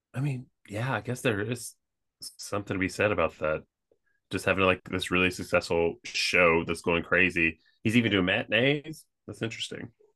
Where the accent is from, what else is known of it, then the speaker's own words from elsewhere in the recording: Kentucky, United States; growing up in Kentucky